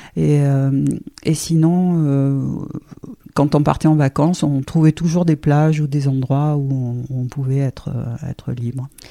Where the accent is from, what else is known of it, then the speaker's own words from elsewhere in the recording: Toulon, Provence-Alpes-Côte d'Azur, France; also born or lived in Marseille / Paris region; now in Île du Levant, France; je suis toulonnaise. Je suis née à Toulon, j'ai fait toutes mes études à Toulon